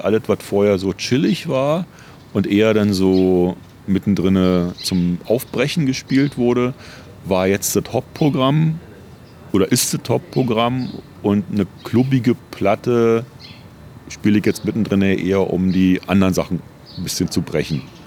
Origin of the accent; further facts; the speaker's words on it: Berlin, Germany; ich komme aus Ostberlin